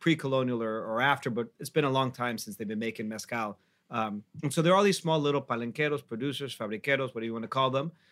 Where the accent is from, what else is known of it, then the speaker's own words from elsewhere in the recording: Mexico City, Mexico; we're all from Mexico City